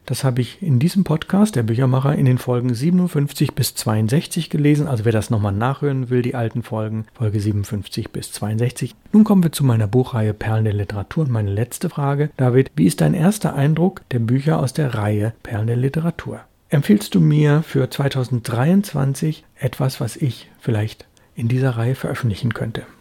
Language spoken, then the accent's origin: German; Bonn, North Rhine-Westphalia, Germany; moved away; meine Heimatstadt Bonn